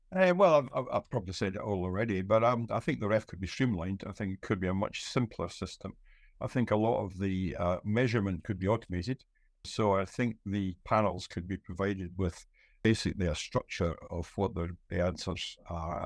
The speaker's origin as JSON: {"language": "English", "region": "Scotland", "country": "United Kingdom"}